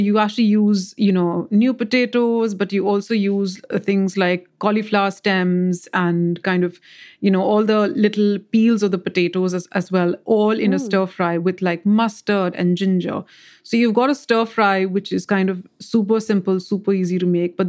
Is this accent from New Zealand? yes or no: no; West India, India; moved away; the kind of vegetables we actually got in the west of India when I was growing up in India were different as well.